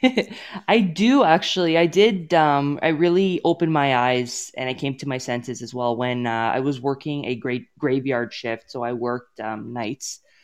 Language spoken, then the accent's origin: English; Toronto, Ontario, Canada; moved away as an adult; now in Edmonton, Canada; born and raised in Toronto, and, um, so I am from here